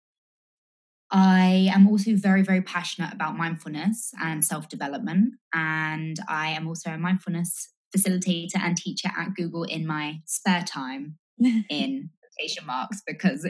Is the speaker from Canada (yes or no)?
no; England, United Kingdom; moved away as an adult; now in United States; I'm originally English. Hopefully it's clear from the accent, but I've lived in the US from 2016, so just over 4 years.